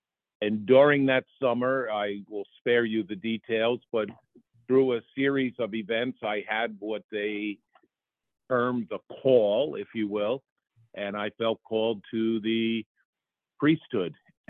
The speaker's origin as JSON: {"language": "English", "town": "Poughkeepsie", "region": "New York", "country": "United States", "tie": "born or raised there", "said": "So I grew up in Poughkeepsie, New York. I attended the public schools there, so I ended up at Poughkeepsie High School."}